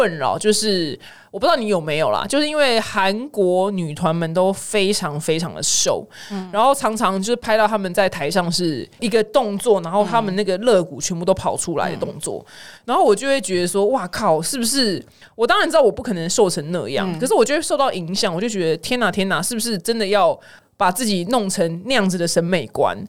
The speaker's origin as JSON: {"language": "Chinese", "region": "Sichuan", "country": "China", "said": "我是四川人吧，因为四川人超爱吃就是生辣椒"}